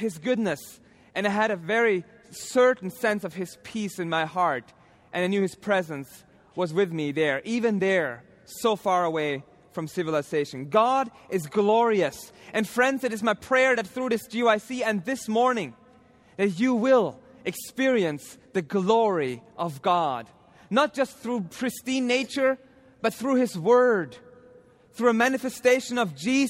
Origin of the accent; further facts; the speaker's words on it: Austria; moved away as an adult; my home country of Austria